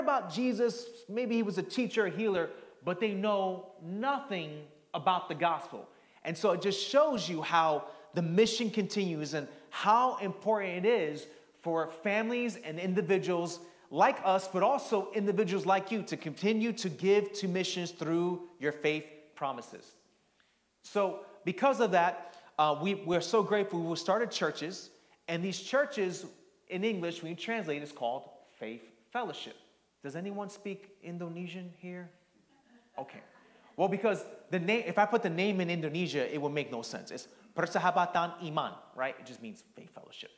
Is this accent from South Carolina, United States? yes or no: no; New York City, New York, United States; moved away; also born or lived in New Jersey; growing up in the Northeast, I was born in Queens, lived in Jersey